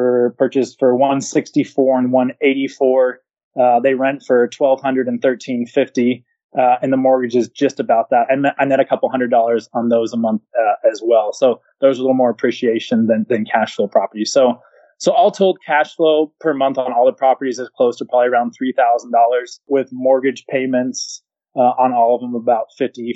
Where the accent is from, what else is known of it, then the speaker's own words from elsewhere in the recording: California, United States; moved away; also born or lived in Spokane, Washington / Enid, Oklahoma; I'm from California